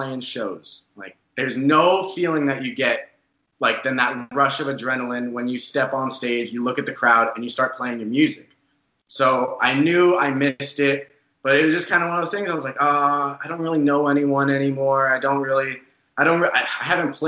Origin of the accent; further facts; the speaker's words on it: Arizona, United States; we all grew up in Arizona, but we live in Tempe, Arizona